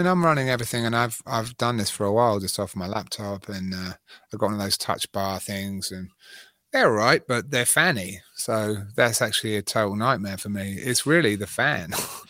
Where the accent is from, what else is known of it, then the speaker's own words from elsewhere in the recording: England, United Kingdom; moved away; I've been out of England for 18 years, so I'm definitely... Wow. I go back to England and they're like, where are you from?